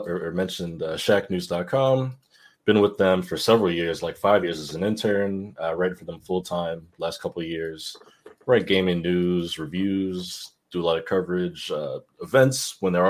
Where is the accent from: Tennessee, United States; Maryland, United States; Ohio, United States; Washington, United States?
Maryland, United States; Glen Burnie; also born or lived in Harford County, Maryland; I grew up in Glen Burnie